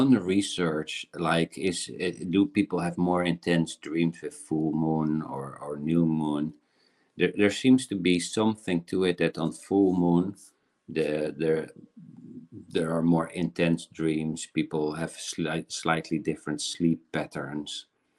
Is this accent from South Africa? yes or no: yes; South Africa; born there; I was born in South Africa, and there's an old African story how the elder generation teaches the younger generation about fear.